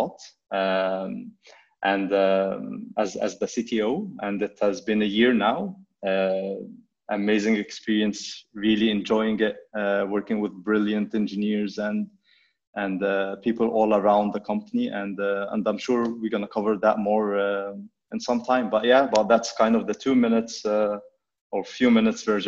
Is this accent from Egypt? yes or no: yes; Egypt; moved away as an adult; also born or lived in Vancouver, Canada; I grew up in Egypt